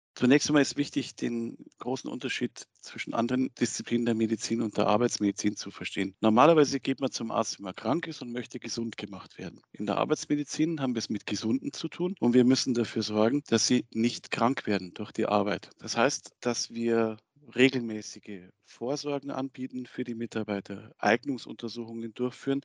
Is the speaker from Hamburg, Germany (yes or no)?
no; Munich, Bavaria, Germany; moved away; in meiner Heimat München